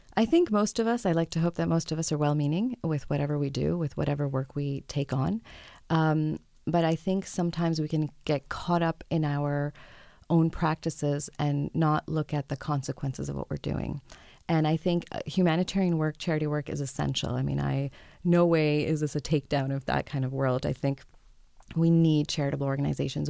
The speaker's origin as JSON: {"language": "English", "country": "France", "tie": "born or raised there", "moved": "yes", "lives_now": "Toronto, Canada", "said": "I grew up in France"}